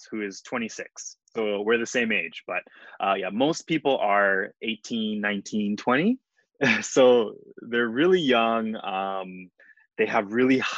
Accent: Honolulu, Hawaii, United States; I'm 26 years old and I'm from Honolulu, Hawaii.

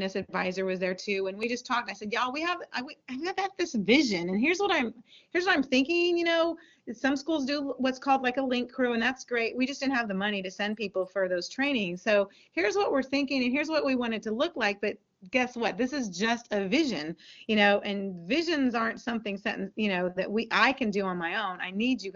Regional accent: Texas, United States; we're from Texas

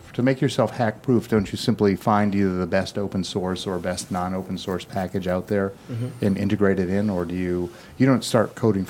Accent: Midwest, United States; now in Massachusetts, United States; we're from the Midwest

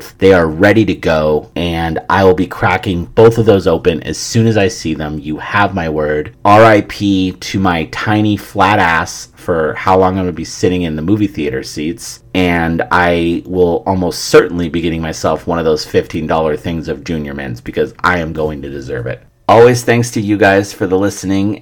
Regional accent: San Francisco, California, United States; it being my hometown

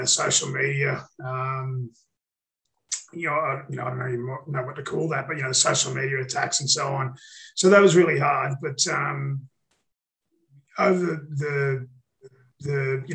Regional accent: Central Queensland, Australia; also born or lived in Rockhampton, Australia / Northern Beaches, Sydney, Australia; now in Sydney, Australia; I'm from Central Queensland

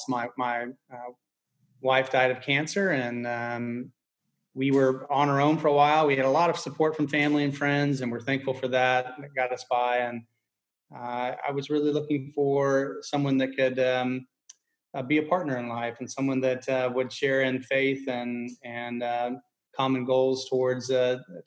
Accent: Giddings, Texas, United States; also born or lived in Brenham, Texas / Lexington, Texas; I was born in Brenham and lived in Giddings for most of my life and college in Texas.

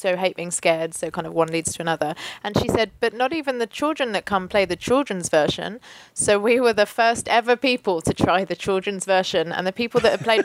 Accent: United Kingdom; now in London, United Kingdom; we're British, we don't do guns here

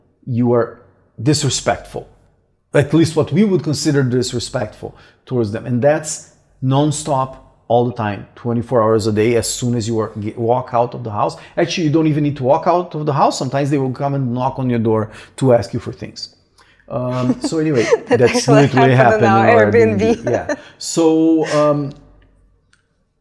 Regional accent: Brazil; moved away; I'm probably the only Brazilian

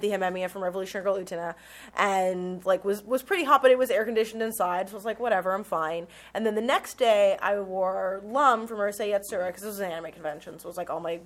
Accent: Nevada, United States; I'm from Nevada

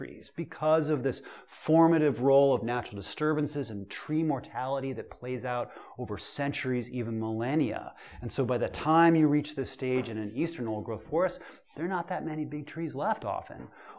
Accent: Pacific Northwest, United States; because I came here from the Pacific Northwest, and I'm still connected to a lot of my friends that work in old-growth out west

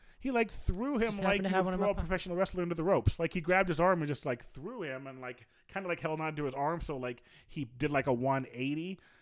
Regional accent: Pocahontas, Iowa, United States; also born or lived in Fort Dodge, Iowa; Pocahontas, Iowa, 15 years.

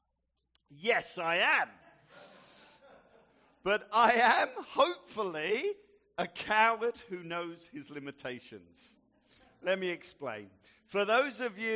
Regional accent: Gravesend, South East England, United Kingdom; growing up in Gravesend

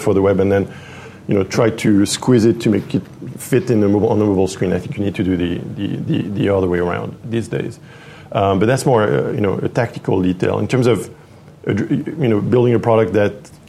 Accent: Paris, Île-de-France, France; moved away as an adult; also born or lived in Los Angeles, United States; now in San Francisco, United States; Paris. I was born and raised in Paris. Lived there for 25 years, something like that, 23.

